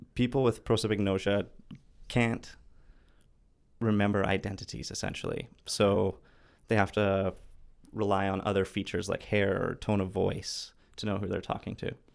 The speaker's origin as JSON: {"language": "English", "town": "Vancouver", "region": "British Columbia", "country": "Canada", "said": "I'm from Vancouver."}